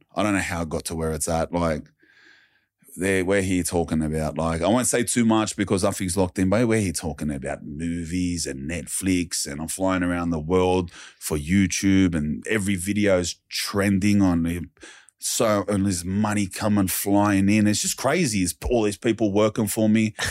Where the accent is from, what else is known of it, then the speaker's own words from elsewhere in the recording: Sydney, New South Wales, Australia; I lived around the Glebe area, Wurlumullu, Wordaloo, Redfern